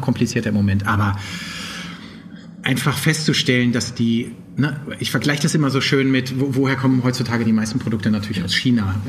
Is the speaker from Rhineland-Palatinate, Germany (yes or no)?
yes; Trier, Rhineland-Palatinate, Germany; moved away as an adult; also born or lived in Poland; now in Berlin, Germany; ich komm eigentlich aus Trier